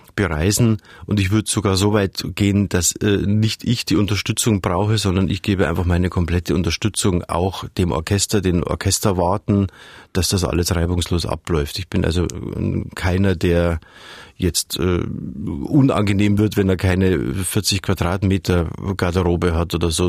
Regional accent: Munich, Bavaria, Germany; Ich komme aus München, ich bin ja mit den Alpen aufgewachsen

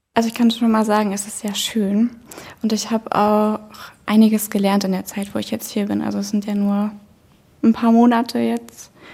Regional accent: Wolfen area, Saxony-Anhalt, Germany; ich komme aus der Region

